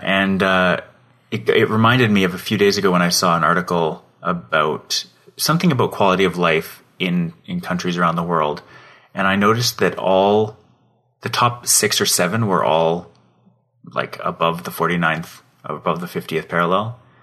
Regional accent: Calgary, Alberta, Canada; so far east of Calgary where I grew up.

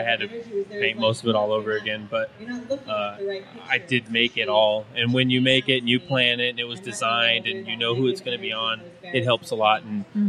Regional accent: Martinez, California, United States; I'm from the San Francisco Bay Area, Martinez, California.

